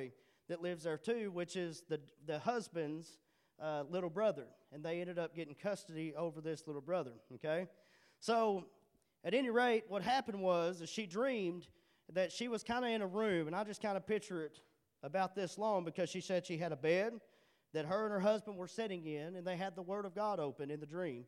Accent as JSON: {"language": "English", "town": "Charleston", "region": "Arkansas", "country": "United States", "moved": "as an adult", "said": "I'm from Charleston"}